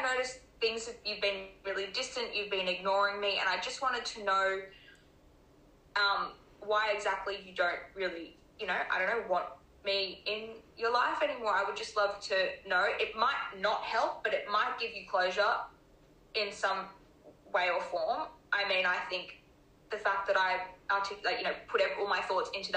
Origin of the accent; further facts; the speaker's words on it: Brisbane, Queensland, Australia; When we moved back to my home state, Brisbane, or Queensland, Brisbane